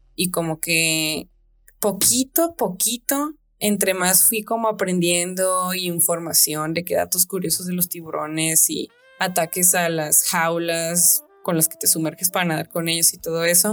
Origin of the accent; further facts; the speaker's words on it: Sinaloa, Mexico; yo también cruzo, cruzo la calle como una sinaloense, de que nosotros pasamos de que no le tenemos miedo a cruzar la calle